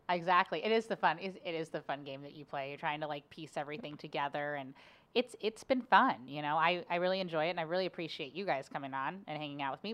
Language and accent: English; Cincinnati, Ohio, United States; now in St. Louis, United States; I loved my childhood growing up in Cincinnati